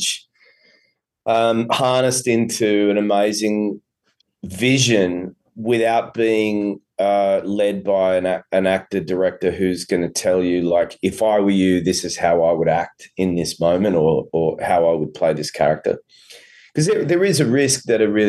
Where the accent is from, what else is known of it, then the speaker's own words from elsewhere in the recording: Australia; accent: Australian; my Australian accent